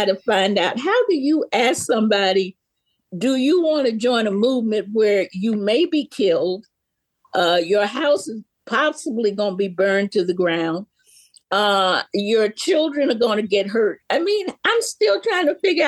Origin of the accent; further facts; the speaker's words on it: Memphis, Tennessee, United States; I'm from Memphis, Tennessee. And when I was growing up, they always said the Mississippi Delta began on the main street of Memphis, Tennessee